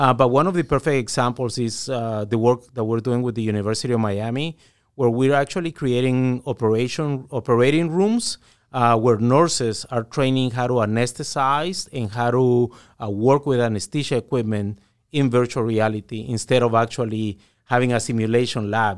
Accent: Guatemala; I'm originally from Guatemala

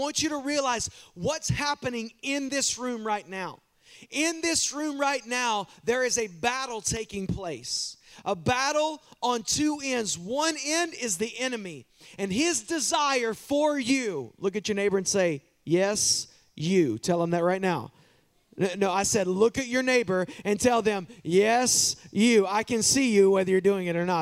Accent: Waskom, Texas, United States; I grew up in the town called Wascom

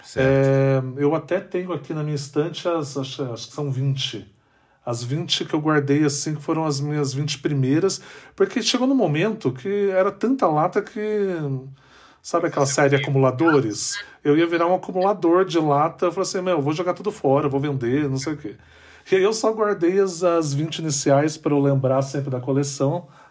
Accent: São José dos Campos, São Paulo, Brazil; Eu, eu nasci em São José dos Campos, eu não nasci em São Paulo

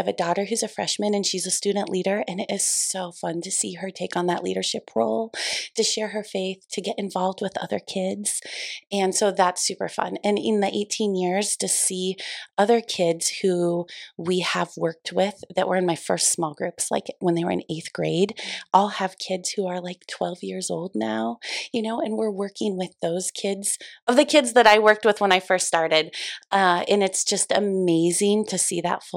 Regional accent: Columbus, Nebraska, United States; I am from the Columbus community. I graduated from Lakeview High School in 2000

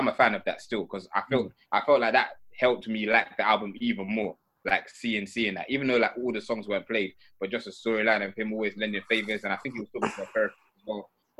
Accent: Gravesend, South East England, United Kingdom; I come from Gravesend in Kent.

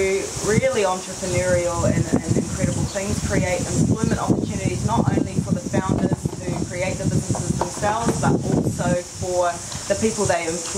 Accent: Netherlands; now in New Zealand; I'm originally from Holland.

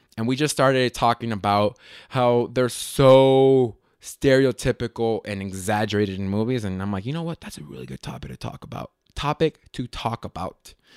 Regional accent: Las Vegas, Nevada, United States; I was born and raised in Las Vegas

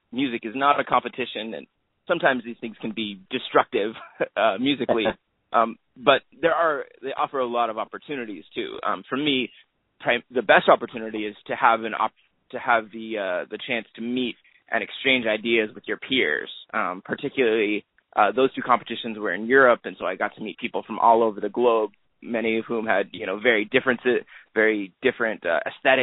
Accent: a little bit south of L.A., Southern California, United States; moved away; I'm from Southern California, a little bit south of L.A.

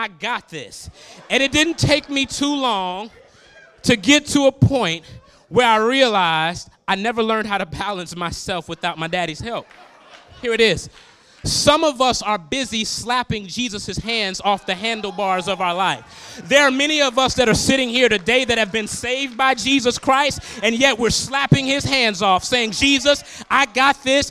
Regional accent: Chicago, Illinois, United States; I remember growing up on the South Side of Chicago

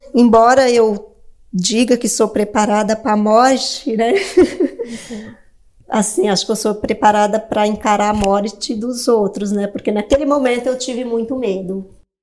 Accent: Northeast Region, Brazil; eu nasci no Nordeste

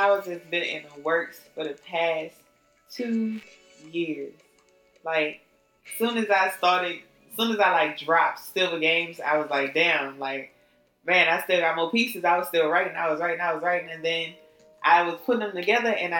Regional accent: New Orleans, Louisiana, United States; I'm from New Orleans

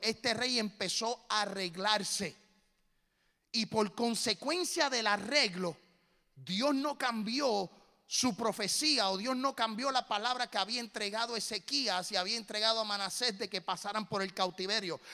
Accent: Puerto Rico; now in Tennessee, United States; Como puertorriqueño.

